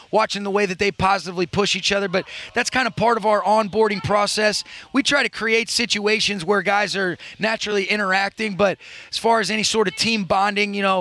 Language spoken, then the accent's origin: English; Detroit, Michigan, United States; Well, I'm from Detroit